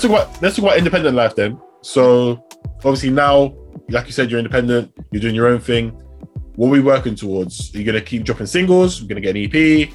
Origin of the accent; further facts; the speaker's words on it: London, United Kingdom; also born or lived in Southampton; I'm from London.